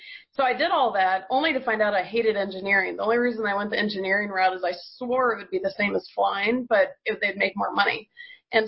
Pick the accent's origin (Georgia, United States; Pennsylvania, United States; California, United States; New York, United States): Georgia, United States; I'm from Georgia